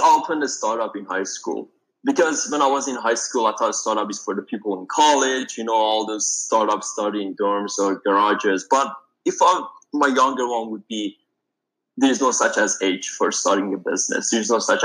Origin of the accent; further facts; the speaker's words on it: Iran; moved away as an adult; now in United States; I'm originally from Iran and I moved here 5 years ago